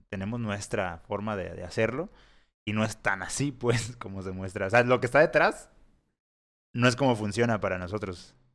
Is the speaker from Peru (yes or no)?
no; Mexico; somos mexicanos